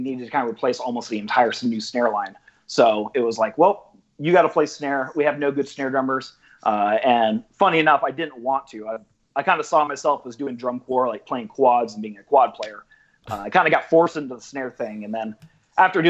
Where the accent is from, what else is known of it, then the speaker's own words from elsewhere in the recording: Rancho Cucamonga, California, United States; I ended up buying a house that's probably 3 blocks from my home house, my original house, so where I grew up in.